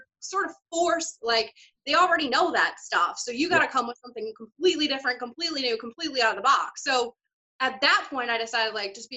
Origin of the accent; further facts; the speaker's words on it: Iowa, United States; moved away; also born or lived in India; the state of Iowa, where I'm originally from